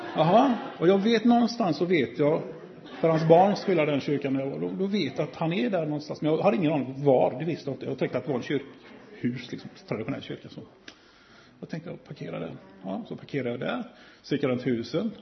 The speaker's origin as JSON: {"language": "Swedish", "town": "Gothenburg", "region": "Västra Götaland", "country": "Sweden", "said": "är jag från Göteborg"}